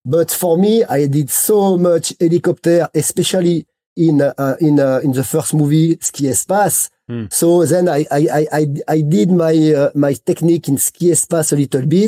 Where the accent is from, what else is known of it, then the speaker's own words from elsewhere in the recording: Grenoble, Auvergne-Rhône-Alpes, France; English is a second language; I am not from Les Arcs, I am from New York Grenoble